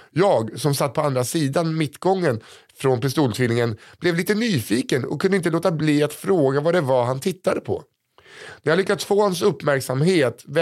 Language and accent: Swedish; Värnamo, Jönköping County, Sweden; Jag kommer från